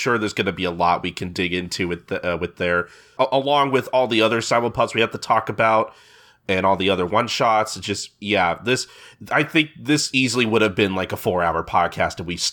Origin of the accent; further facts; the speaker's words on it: St. Louis, Missouri, United States; my hometown of St. Louis